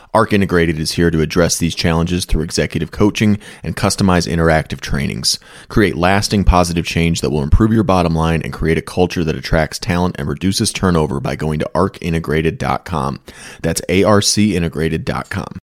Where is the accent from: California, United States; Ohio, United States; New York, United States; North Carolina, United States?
New York, United States; Western; moved away; I grew up in an extremely rural part of Western New York.